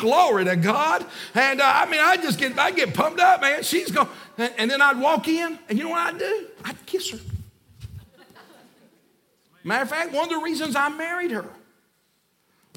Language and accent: English; Alabama, United States; moved away as an adult; also born or lived in Nashville, Tennessee; now in Union Grove, United States; we're from Alabama.